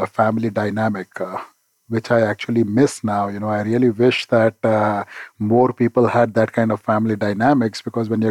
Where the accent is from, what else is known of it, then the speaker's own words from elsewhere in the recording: India; moved away as an adult; now in St. Louis, United States; I'm originally from India. And, you know, when I was growing up in India, we grew up in a joint family